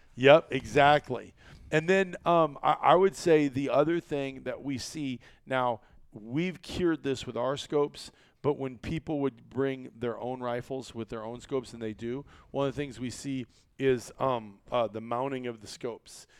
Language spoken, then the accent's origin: English; Iowa, United States; I was from Iowa